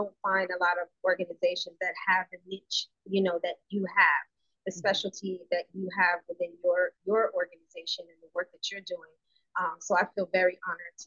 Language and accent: English; New York City, New York, United States; also born or lived in Bronx, New York; I was born in the Bronx, New York. So New York is definitely my background, and anyone who knows me knows. If I start talking long enough, people know I'm from New York, but I was born in the Bronx, but I was raised in Far Rockaway, Queens